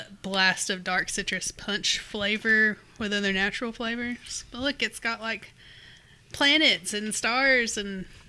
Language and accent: English; Kentucky, United States; Yes, I grew up in Mountain Dew land, so that's where I get it from.